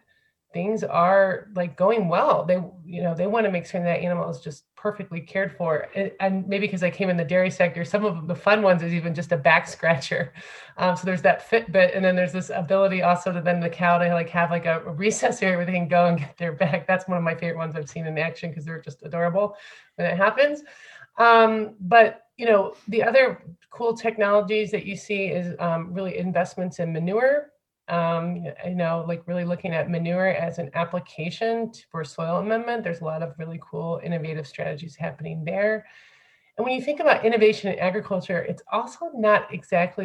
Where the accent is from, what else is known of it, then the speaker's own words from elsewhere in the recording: Findlay, Ohio, United States; moved away as an adult; also born or lived in France; I'm from Flag City, Ohio, USA, like Findlay, Ohio.